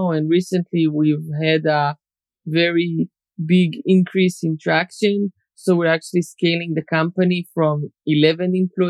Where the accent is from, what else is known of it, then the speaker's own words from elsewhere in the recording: Israel; also born or lived in Soviet Union; I was born in the Soviet Union, but when I was 3 years old, we came here. So, you know, Russian Jews and then the Soviet Union collapsed and then we moved to Israel, but I've been here for 30 years.